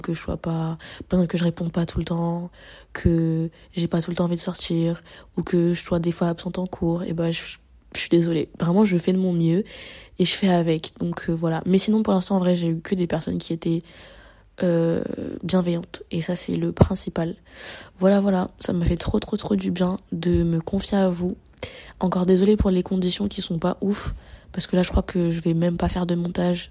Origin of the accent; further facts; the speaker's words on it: Paris, Île-de-France, France; moved away as an adult; je suis née à Paris. Je suis une Parisienne et tout, euh, de facto